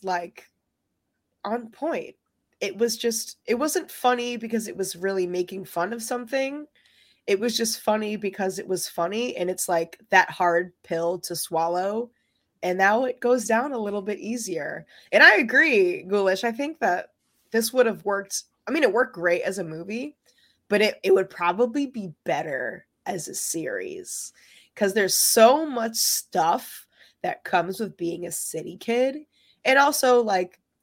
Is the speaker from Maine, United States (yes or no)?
no; New York City, New York, United States; I'm not from the Bronx. I'm from Manhattan. I was born in the West Village. I moved out when my younger sister was born into a suburb